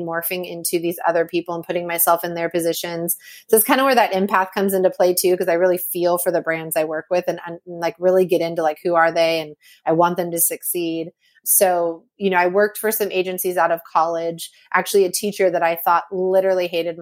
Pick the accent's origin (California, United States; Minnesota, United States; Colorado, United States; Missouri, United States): California, United States; Napa; I grew up in Napa, California.